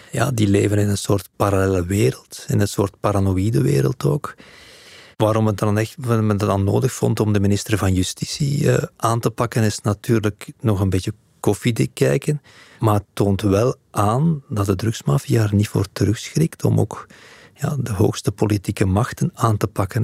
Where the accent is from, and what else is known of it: Belgium